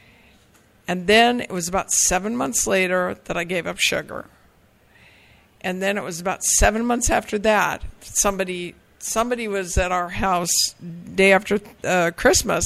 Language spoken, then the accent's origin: English; the Bay Area, California, United States; I grew up here in the Bay Area, and I lived in the same house for 17 years